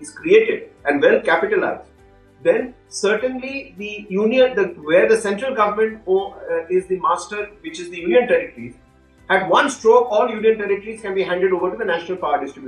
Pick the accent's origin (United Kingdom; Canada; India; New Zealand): India; as an Indian